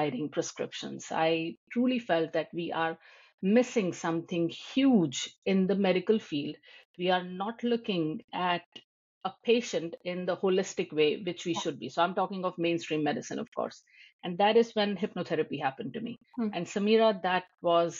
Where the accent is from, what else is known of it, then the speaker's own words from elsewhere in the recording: India; moved away as an adult; now in United States; I'm an Indian